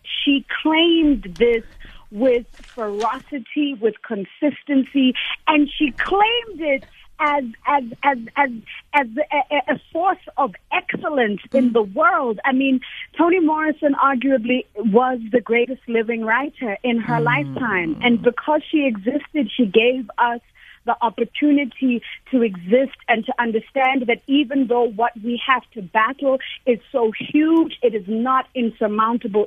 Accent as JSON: {"language": "English", "country": "South Africa", "tie": "born or raised there", "said": "as a Black girl growing up in South Africa"}